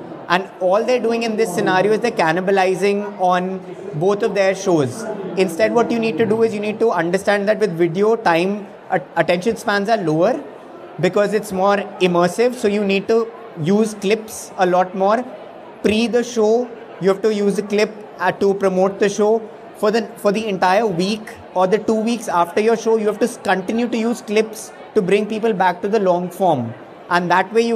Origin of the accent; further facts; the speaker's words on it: India; being an Indian nerd